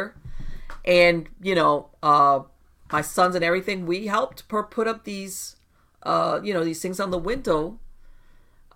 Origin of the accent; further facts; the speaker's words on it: Miami, Florida, United States; I was born and raised in Miami, and I grew up in the hurricane prone area, and I lived through Andrew